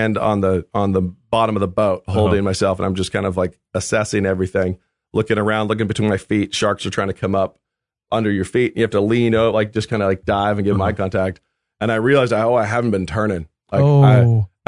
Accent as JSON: {"language": "English", "area": "the Northwest", "region": "Pacific Northwest", "country": "United States", "said": "coming from the Northwest, a landlubber."}